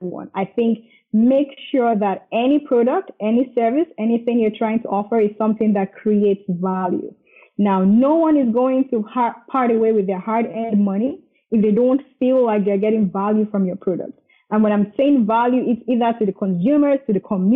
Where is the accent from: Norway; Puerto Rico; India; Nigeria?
Nigeria; moved away as an adult; also born or lived in Dublin, Ireland / Scotland; now in Canada; I was born in Nigeria. Nigeria is in Africa. I was here all the way to high school, and then I moved to Dublin, Ireland for my first degree.